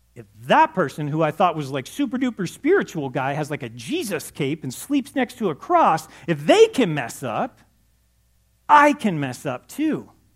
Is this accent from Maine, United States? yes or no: no; Los Angeles, California, United States; I grew up in Los Angeles